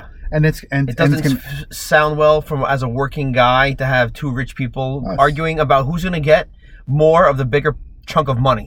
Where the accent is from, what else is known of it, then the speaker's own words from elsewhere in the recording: New York City, New York, United States; I grew up in South Flushing.